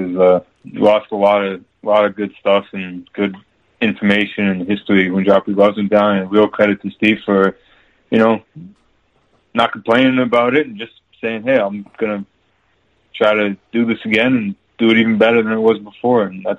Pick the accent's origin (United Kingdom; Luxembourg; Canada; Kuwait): Canada; And obviously growing up in Canada, I'm a hockey fan.